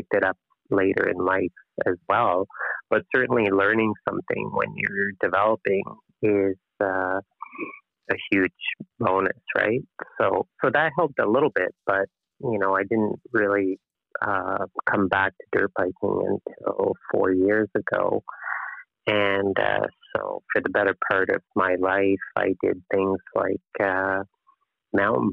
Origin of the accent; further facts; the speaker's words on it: Fredericton, New Brunswick, Canada; I come from Fredericton, New Brunswick, which is a relatively small place in the Atlantic provinces